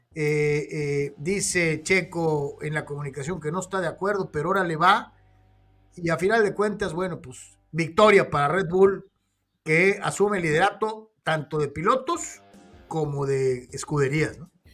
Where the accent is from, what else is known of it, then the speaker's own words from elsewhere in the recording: Mexico; como mexicanos